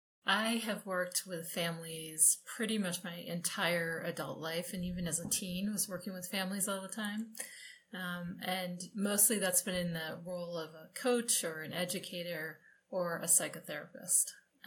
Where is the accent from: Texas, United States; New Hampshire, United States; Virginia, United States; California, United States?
New Hampshire, United States; now in Colorado, United States; Okay, number one, I was born and raised in New Hampshire, but now live in Colorado.